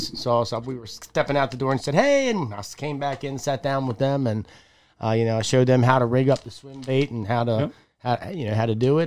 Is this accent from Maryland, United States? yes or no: yes; Bush River, Maryland, United States; I grew up on the Bush River